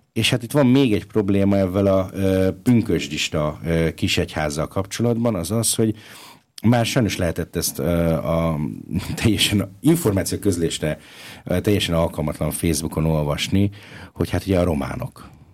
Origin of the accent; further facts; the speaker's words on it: Budapest, Hungary; now in Linz, Austria; Én ugye budapesti vagyok, hazautazom Budapestre